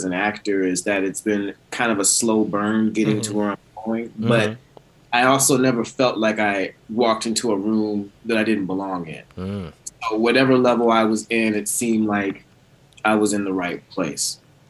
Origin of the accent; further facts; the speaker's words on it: Houston, Texas, United States; moved away; I grew up in Houston, and I actually went to a high school that was a public high school, but it had this incredible theater tradition, Elsick High School in Houston, Texas.